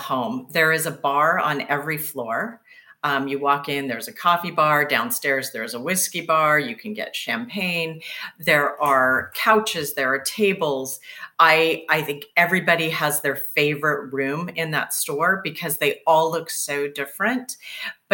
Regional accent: Seattle, Washington, United States; moved away; I'm originally from Seattle.

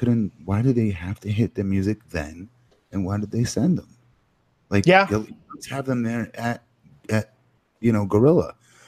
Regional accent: Florida, United States; I'm from Florida.

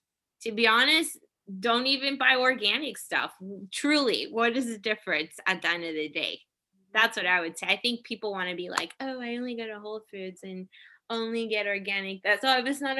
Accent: Japan; born there; also born or lived in Korea / Hawaii; So I grew up in the military, as I mentioned before, but we grew up overseas. Like I was born in Japan. I spent most of my life between Japan, Korea, and Hawaii. And I am of Puerto Rican descent.

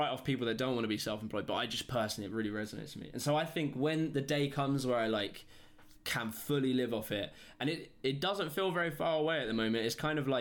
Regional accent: United Kingdom; I come from Britain

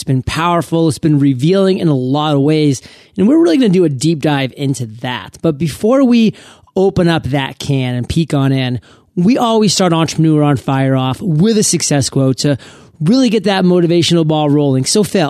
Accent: Canada; I'm a Canuck too.

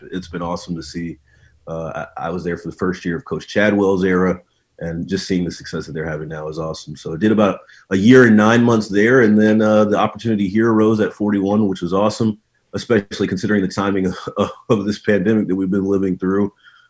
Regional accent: Atlanta, Georgia, United States; moved away as an adult; also born or lived in Columbia, Missouri / Myrtle Beach, South Carolina; now in Kansas City, United States; I'm from the Atlanta area originally. Went to MU for undergrad.

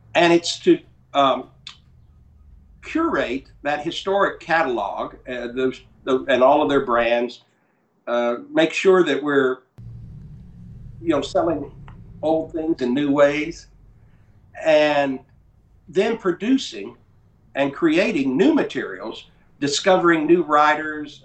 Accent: North Carolina, United States; also born or lived in Fort Lauderdale, Florida; now in Texas, United States; I, grew up in North Carolina. I live in Texas

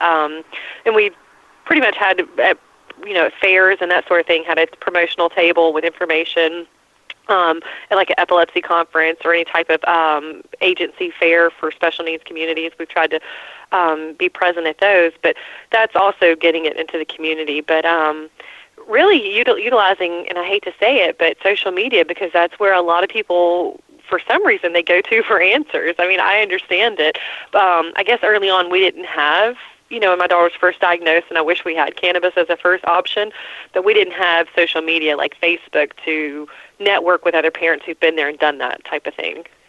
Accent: Atlanta, Georgia, United States; I'm from Atlanta, born and raised

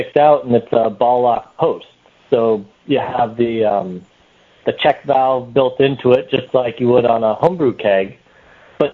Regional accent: New Hampshire, United States; now in Boston, United States; I was born and raised in New Hampshire, so I have a little bit of the hills in me, but okay. I've been living here in Boston

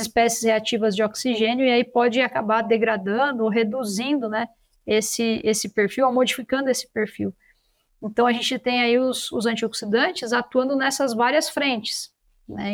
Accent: São Paulo, Brazil; eu sou de São Paulo capital

